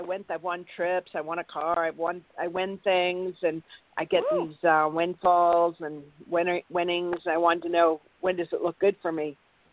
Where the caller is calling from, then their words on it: Santa Barbara, California, United States; Santa Barbara, California.